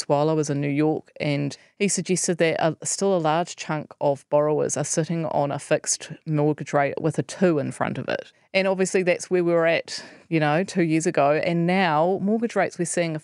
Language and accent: English; New Zealand; as a New Zealander